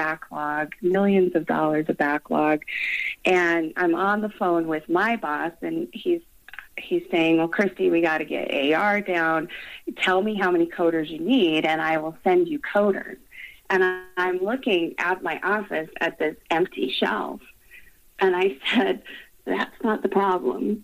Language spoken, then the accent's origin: English; Colorado, United States; I was born and raised in Colorado